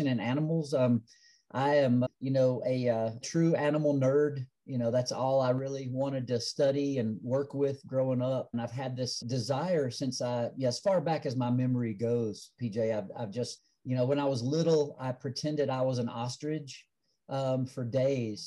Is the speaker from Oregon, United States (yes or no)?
no; Asheville, North Carolina, United States; moved away as an adult; now in Denver, United States; my life growing up on the Appalachian Trail there